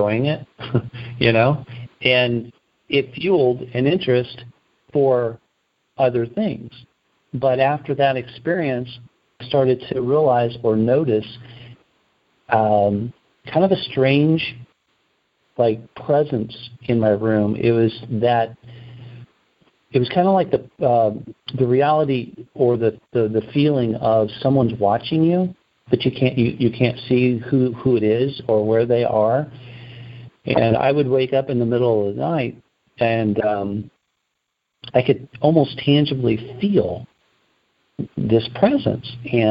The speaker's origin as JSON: {"language": "English", "region": "Indiana", "country": "United States", "tie": "born or raised there", "said": "by the time I'm a senior in high school, I'm in Indiana"}